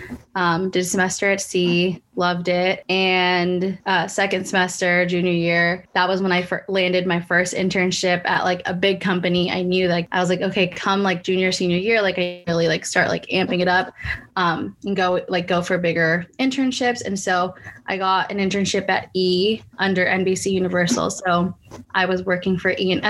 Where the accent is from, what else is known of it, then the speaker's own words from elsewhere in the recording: San Francisco Bay Area, California, United States; moved away as an adult; now in Los Angeles, United States; I'm originally from the San Francisco Bay Area and then moved